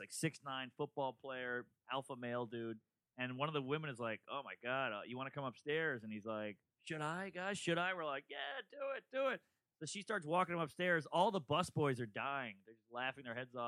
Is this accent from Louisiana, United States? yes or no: yes; Louisiana, United States; I'm from Louisiana